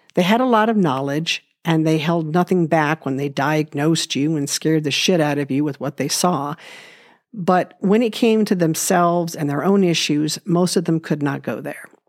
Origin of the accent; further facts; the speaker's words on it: Los Angeles, California, United States; I was born in Los Angeles and grew up in an unconventional family